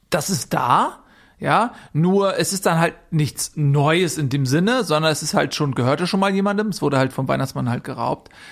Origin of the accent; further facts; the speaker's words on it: Germany; Das ist uns einfach ganz wichtig als, als Deutsche.